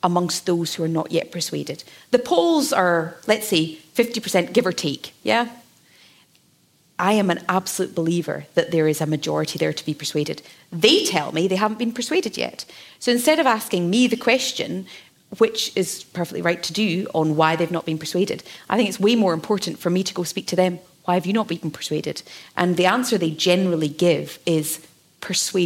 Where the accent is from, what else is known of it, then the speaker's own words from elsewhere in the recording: the Highlands, Scotland, United Kingdom; I come from the Highlands.